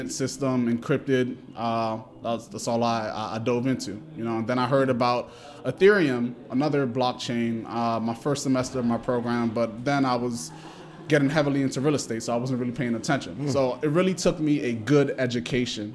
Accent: Washington, District of Columbia, United States; also born or lived in New York City; I'm a DC native. I grew up in Washington, DC. For most of my life, I was born and raised here, Howard University Hospital, out the womb

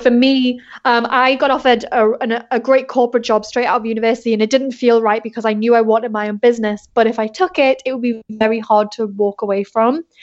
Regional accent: England, United Kingdom; moved away as an adult; now in South Bay, United States; I'm originally from England, but I've been in the States for, like, four years now.

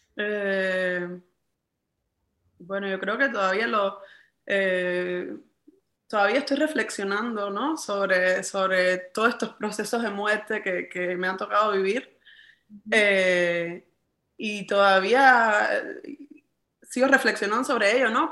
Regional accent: Cuba; en mi país

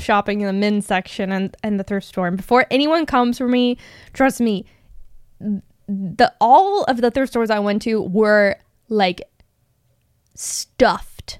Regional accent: Phoenix, Arizona, United States; I grew up in Phoenix.

